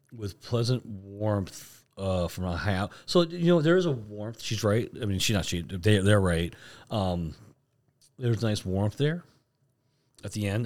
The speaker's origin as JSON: {"language": "English", "region": "Florida", "country": "United States", "said": "we're from Florida"}